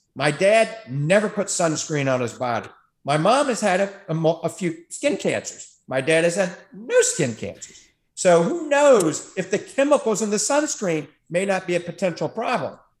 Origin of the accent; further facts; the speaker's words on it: New Orleans, Louisiana, United States; now in Tampa Bay, United States; I grew up in New Orleans